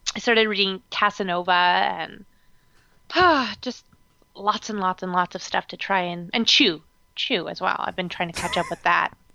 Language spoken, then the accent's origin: English; Canada; I'm just Canadian